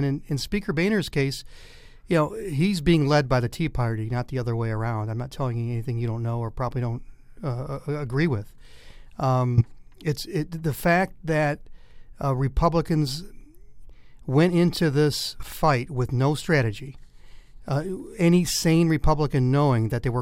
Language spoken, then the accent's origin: English; Detroit, Michigan, United States; moved away as an adult; also born or lived in Arkansas; I grew up in Detroit and spent a lot of time in the old Tiger Stadium